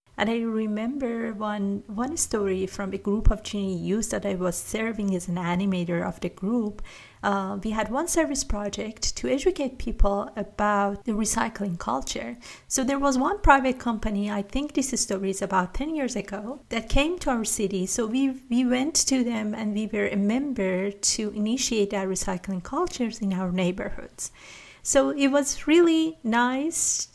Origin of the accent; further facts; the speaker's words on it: Iran; I'm from Iran